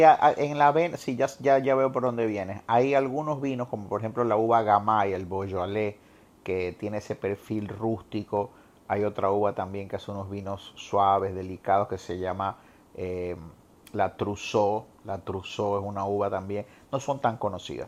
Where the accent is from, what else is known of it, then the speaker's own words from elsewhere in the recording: Guayaquil, Guayas, Ecuador; now in Puerto Rico; me llevó a mi infancia en Guayaquil, ya a esta altura el que no sabe que yo nací en Ecuador, pero que me considero ecuatorriqueño